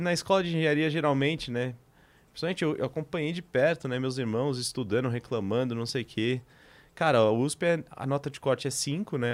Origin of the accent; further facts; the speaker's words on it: Greater São Paulo, Brazil; nasci e cresci na Grande São Paulo